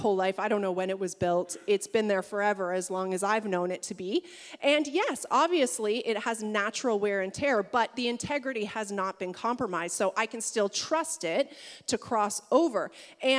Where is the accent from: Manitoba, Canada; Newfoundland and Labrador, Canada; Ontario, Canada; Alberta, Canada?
Ontario, Canada; Niagara region; growing up in the Niagara region